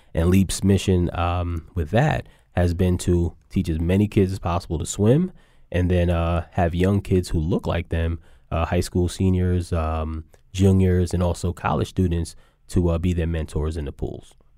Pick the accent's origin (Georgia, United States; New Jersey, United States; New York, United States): New York, United States; New York City; growing up in New York